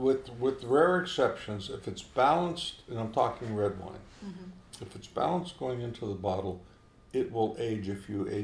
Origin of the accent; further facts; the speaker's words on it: East Coast, United States; moved away; growing up on the East Coast